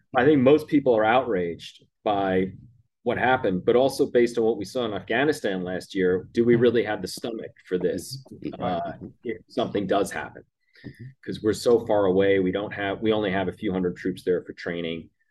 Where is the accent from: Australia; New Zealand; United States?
United States; as an American